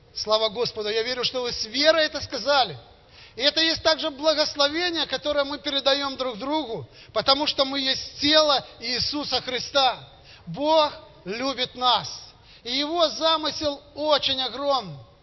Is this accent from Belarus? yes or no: yes; Gomel, Gomel Region, Belarus; я из Костюковки, есть такой поселок теперь, который стал городом Гомелем